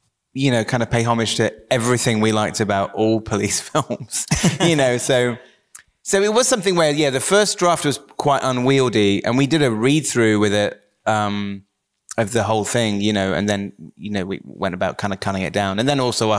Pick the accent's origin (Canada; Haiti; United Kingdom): United Kingdom; Wells, South West England; moved away; growing up in Somerset